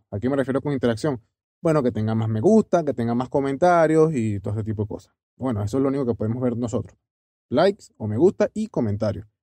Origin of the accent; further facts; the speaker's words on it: Venezuela; yo soy venezolano también